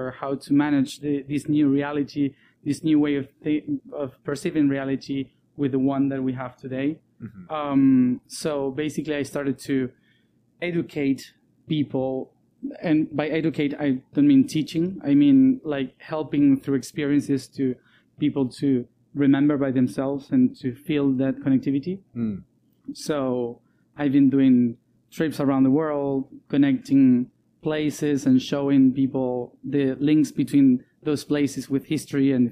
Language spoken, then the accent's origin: English; Argentina; also born or lived in Europe; I was born in Argentina. I'm also Italian, but mainly Argentinian.